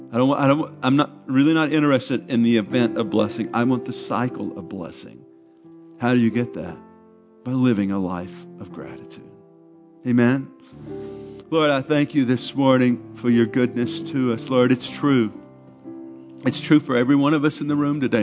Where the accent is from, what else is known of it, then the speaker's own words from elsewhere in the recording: Arkansas, United States; I'm from Arkansas